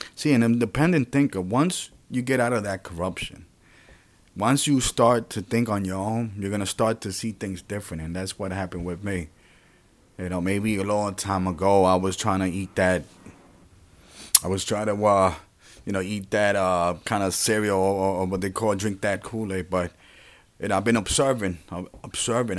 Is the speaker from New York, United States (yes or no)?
yes; New York City, New York, United States; also born or lived in Puerto Rico; I was born in Puerto Rico and raised here in New York City, well, primarily in the Bronx